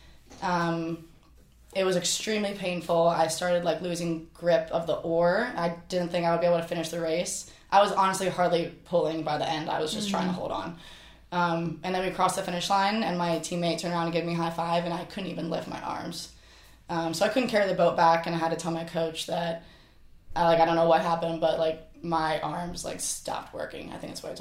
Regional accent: Flourtown, on the Schuylkill, Pennsylvania, United States; born or raised there; moved away

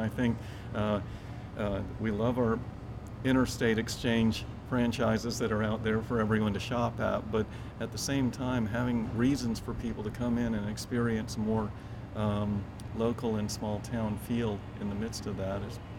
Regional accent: Daytona Beach, Florida, United States; moved away as an adult; also born or lived in Orlando, Florida; now in Rock Hill, United States; I was just in Orlando a few years. I'm a Daytona Beach native, so I'm from the area. And so I've seen a lot over 30, 40 years in that area.

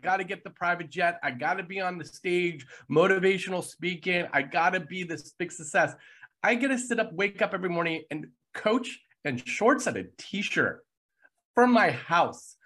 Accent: United States; being an American

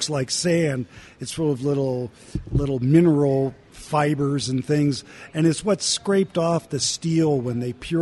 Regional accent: Pittsburgh, Pennsylvania, United States; moved away as an adult; also born or lived in Georgia / Louisiana / Utah; now in Salt Lake City, United States; I was born and raised in Pittsburgh.

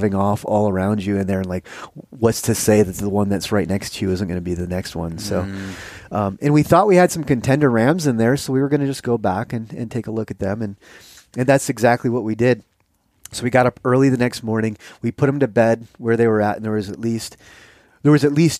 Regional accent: Michigan, United States; I grew up hunting whitetails in Michigan

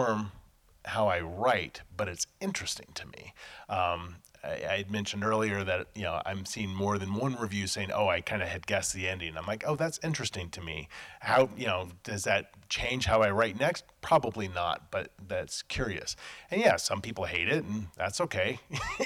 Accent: Los Angeles, California, United States; I grew up in Los Angeles in the 80s

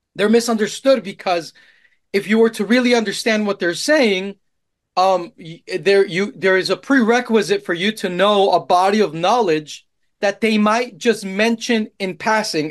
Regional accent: Colombia; moved away; also born or lived in Austin, Texas; I'm Colombian

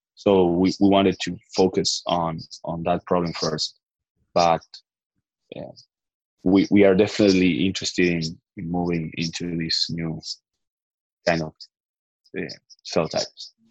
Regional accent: Argentina; I'm from Argentina

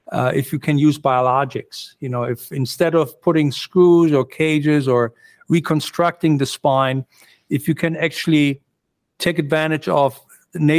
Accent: Germany; moved away as an adult; also born or lived in Pittsburgh, United States / Phoenix, Arizona, United States; now in New York, United States; I grew up in Germany. I went to medical school in Germany, came over here, did my training in the United States

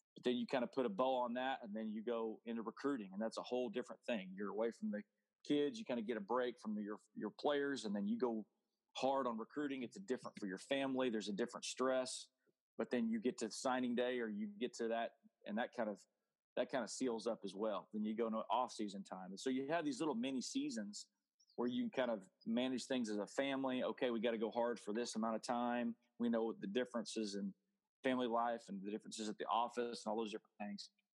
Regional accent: Oklahoma City, Oklahoma, United States; also born or lived in Shawnee, Oklahoma; I was born in Oklahoma City, so I grew up in Oklahoma City, and then uh, for a time in Shawnee, Oklahoma

